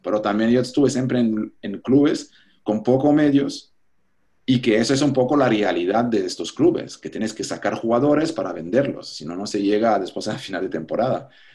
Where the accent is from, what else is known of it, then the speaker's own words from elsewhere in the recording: Switzerland; Spanish is a second language; moved away as an adult; now in Panama; mentalidad de pequeño suizo